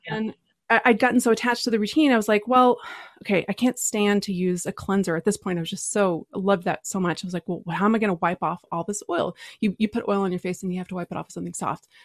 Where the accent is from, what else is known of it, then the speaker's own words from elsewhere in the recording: Texas, United States; I'm from Texas